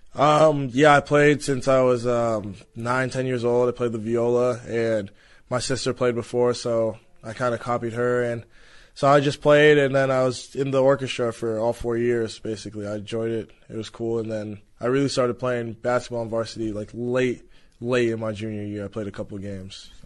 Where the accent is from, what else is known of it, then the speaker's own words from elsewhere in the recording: Los Angeles, California, United States; Those are the places I played a lot growing up, and the Porter Ranch Y M C A and Mason Park.